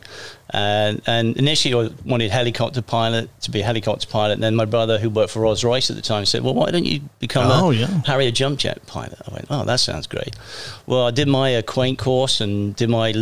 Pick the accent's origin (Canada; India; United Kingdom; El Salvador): United Kingdom; England; moved away as an adult; also born or lived in Bermuda; now in Alvin, United States; growing up in England, it was untraditional.